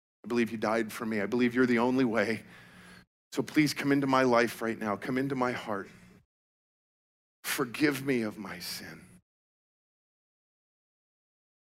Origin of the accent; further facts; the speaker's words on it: Colorado, United States; I grew up in Colorado